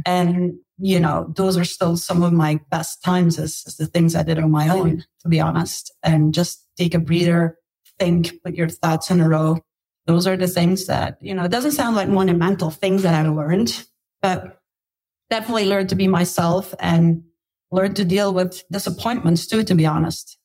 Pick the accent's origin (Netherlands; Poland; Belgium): Belgium; moved away as an adult; also born or lived in Australia / United States; I grew up in Belgium, lived in Belgium, studied in Belgium, worked in Belgium for a while